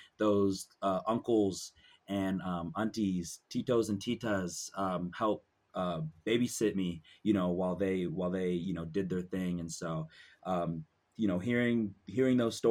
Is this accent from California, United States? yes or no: no; Lacey, Washington, United States; also born or lived in Pullman, Washington; I was born in Pullman, Washington, but raised over in Lacey, Washington, Olympia area on the west side